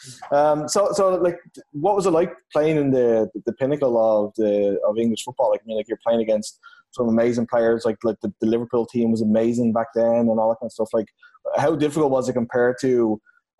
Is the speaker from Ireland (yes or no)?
yes; Ireland; I'm obviously from Ireland